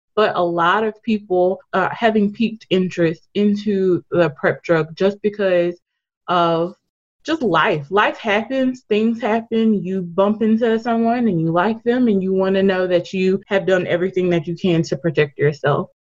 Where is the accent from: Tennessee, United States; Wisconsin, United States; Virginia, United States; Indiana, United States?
Tennessee, United States; Memphis; also born or lived in Atlanta; I'm from Memphis, born and raised here